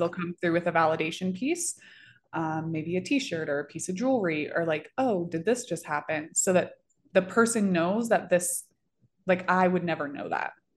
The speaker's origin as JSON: {"language": "English", "region": "Florida", "country": "United States", "moved": "as an adult", "lives_now": "Denver, United States", "said": "I'm from Florida"}